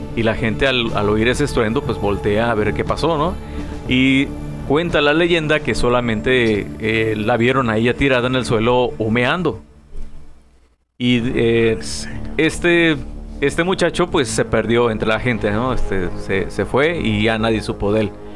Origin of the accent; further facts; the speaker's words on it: Guerrero, Mexico; now in Tijuana, Mexico; Yo siendo guerrerense